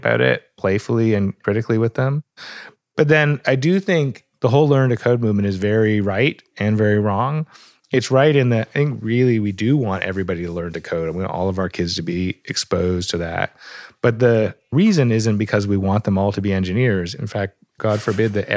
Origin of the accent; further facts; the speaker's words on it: Canada; also born or lived in Toronto; I live in Toronto, which gives me the bonus of not being at the center of the tech empire every day and also being a Canadian looking over the border